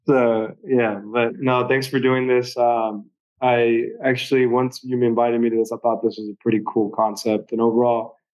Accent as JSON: {"language": "English", "town": "Miami", "region": "Florida", "country": "United States", "said": "So I'm from Miami, Florida, but I actually come from a family."}